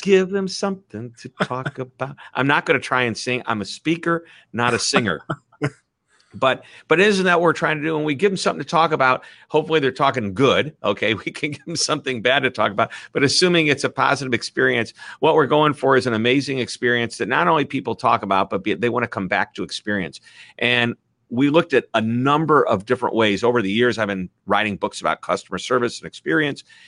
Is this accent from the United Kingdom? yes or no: no; Midwest, United States; accent: Midwest; my Midwest accent